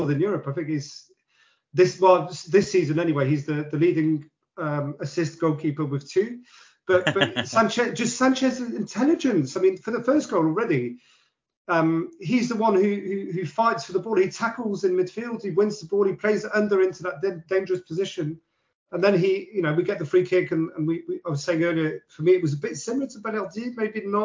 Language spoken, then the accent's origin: English; London, United Kingdom; we're from London.